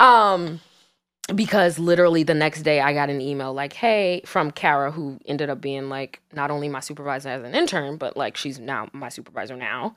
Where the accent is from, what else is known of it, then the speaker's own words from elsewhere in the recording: New York City, New York, United States; I'm from Brooklyn